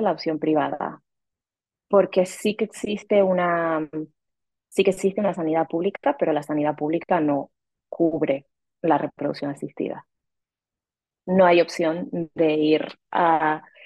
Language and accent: Spanish; Canary Islands, Spain; also born or lived in Madrid, Spain / Mexico City, Mexico; now in Rome, Italy; soy canaria española